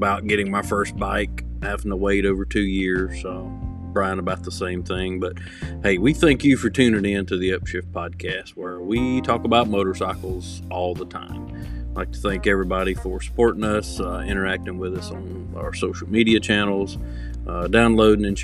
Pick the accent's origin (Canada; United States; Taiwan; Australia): United States; Cowpens, South Carolina; here in my hometown, in Cowpen, South Carolina